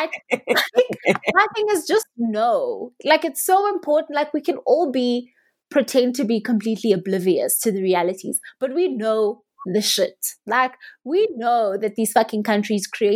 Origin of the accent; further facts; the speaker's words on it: South Africa; I as a South African